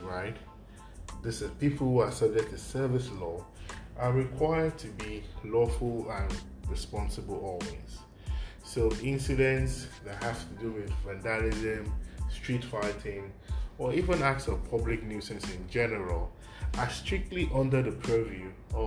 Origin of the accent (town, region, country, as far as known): Nigeria